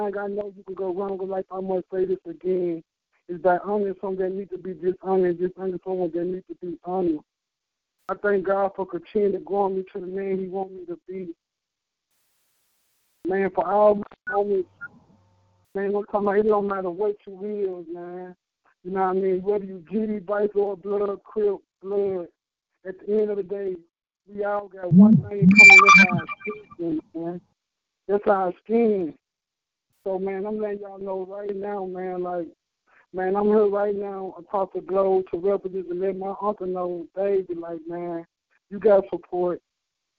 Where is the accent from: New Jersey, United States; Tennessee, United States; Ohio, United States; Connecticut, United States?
Tennessee, United States; Memphis; now in Atlanta, United States; I was young, growing up in Memphis